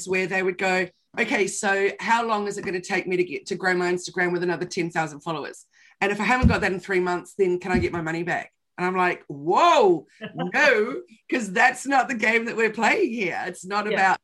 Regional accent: New Zealand; I'm from New Zealand

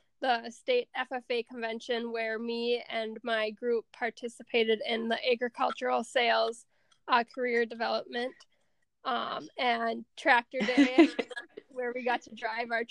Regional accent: Sauk Rapids, Minnesota, United States; I'm from Sauk Rapids. I live on my family's hog, beef, and crop farm

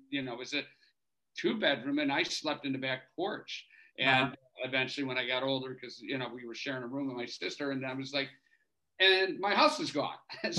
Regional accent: Chicago, Illinois, United States; where I grew up in Chicago near. In Edison Park

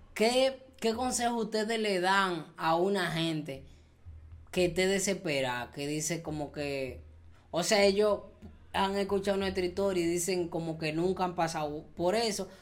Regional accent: Dominican Republic; yo siento que yo pertenezco allá

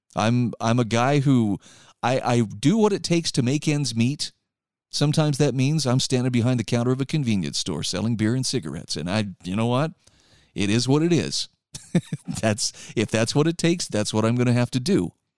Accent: Utah, United States; My home state of Utah

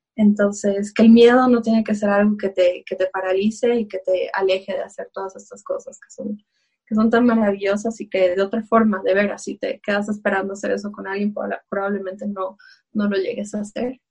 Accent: Bolivia

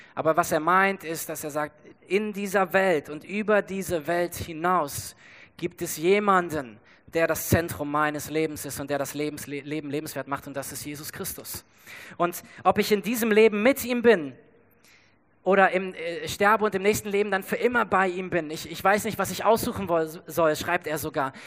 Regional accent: Germany; wir als Deutsche

